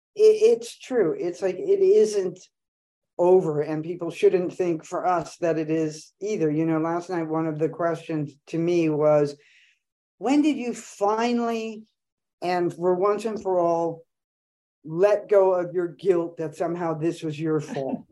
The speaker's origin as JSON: {"language": "English", "town": "Los Angeles", "region": "California", "country": "United States", "tie": "born or raised there", "said": "here in L A, which, you know, my hometown"}